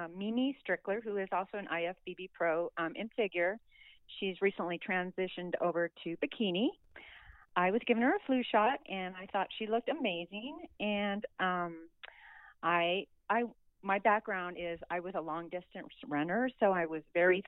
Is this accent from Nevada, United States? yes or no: yes; Reno, Nevada, United States; I am from Reno, Nevada, and I am 58 years old